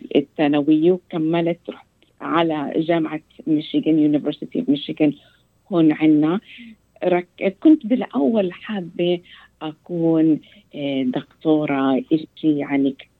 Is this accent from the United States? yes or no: yes; United States; Arabic is a second language; تربيت أنا في أمريكا